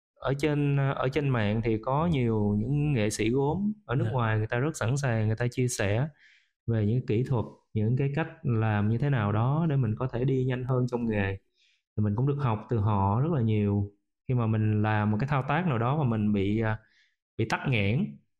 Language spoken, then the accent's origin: Vietnamese; Vietnam; mình là một người Việt Nam mình có nền tảng của người Việt Nam